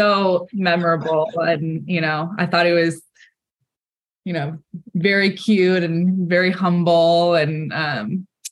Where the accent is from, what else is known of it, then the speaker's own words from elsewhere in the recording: California, United States; I grew up in California to a family